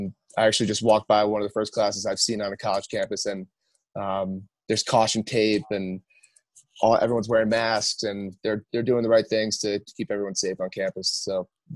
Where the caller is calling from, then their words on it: Park City, Utah, United States; I'm up in Park City, Utah.